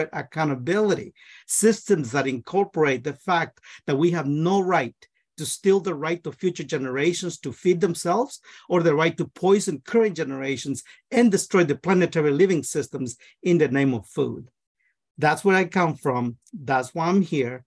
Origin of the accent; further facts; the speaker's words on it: Guatemala; now in Northfield, United States; I am from Guatemala. I'm a first generation immigrant in this country. I'm also an agronomist. I grew up in the rainforest